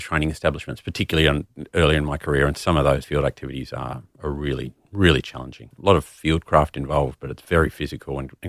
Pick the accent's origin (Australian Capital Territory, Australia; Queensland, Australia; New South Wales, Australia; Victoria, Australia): New South Wales, Australia; Sydney; I am from Sydney originally.